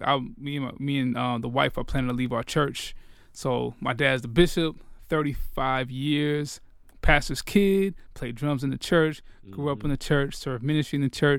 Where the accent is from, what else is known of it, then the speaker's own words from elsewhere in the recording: Gwinnett, Georgia, United States; I grew up in Gwinnett